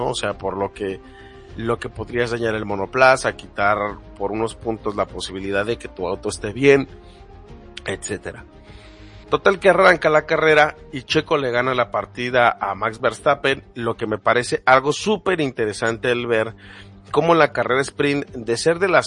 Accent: Mexico; lamentablemente como mexicanos muchas veces hemos dejado a la deriva a los comentarios de personas que dicen que son los mejores del mundo

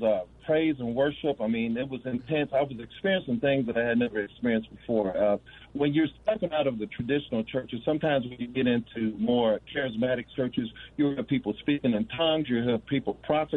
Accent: Gary, Indiana, United States; I grew up in the Baptist church, Van Buren Baptist Church in Gary, Indiana

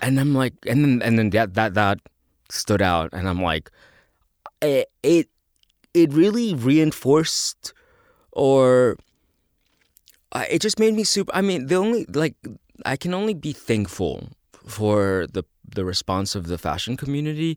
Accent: El Salvador; "Oh, El Salvador."

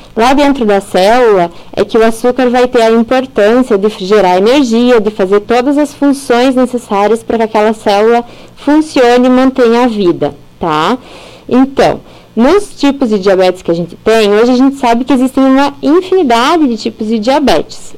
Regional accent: Carazinho, Rio Grande do Sul, Brazil; moved away as an adult; also born or lived in Chapecó / São Paulo; nasci e cresci aqui na cidade de Carazinho

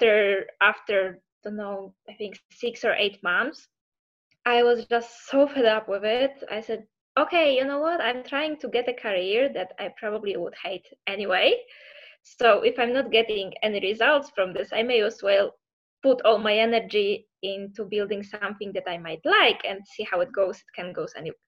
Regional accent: Poland; moved away as an adult; now in Italy; I come from Poland. And back in Poland, I graduated law and I also studied photography. And after I finished my university, I moved to Italy

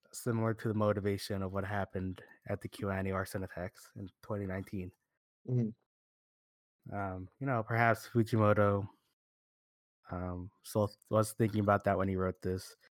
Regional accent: United States; we're from America

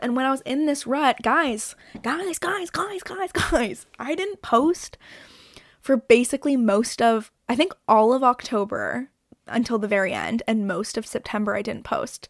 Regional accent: Toronto, Ontario, Canada; I'm from Toronto

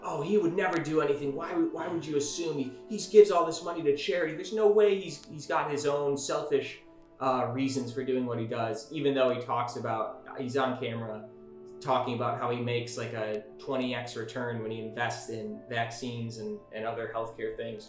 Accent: Michigan, United States; my home state of Michigan

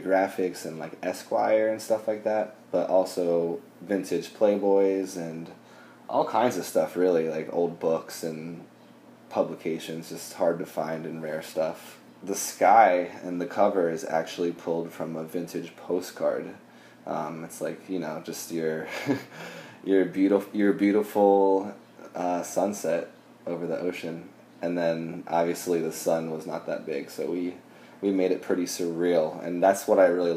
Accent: Florida, United States; now in Philadelphia, United States; I'm originally from Florida

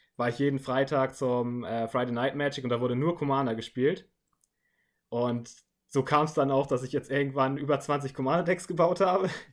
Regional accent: Northern Germany, Germany; moved away; ursprünglich komme ich wirklich aus Norddeutschland und da ging es in meinem kleinen Dorf

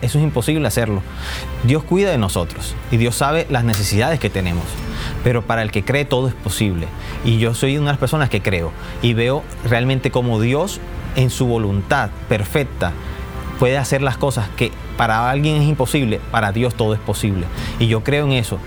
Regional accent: Barranquilla, Atlántico, Colombia; vengo de Barranquilla, Colombia.

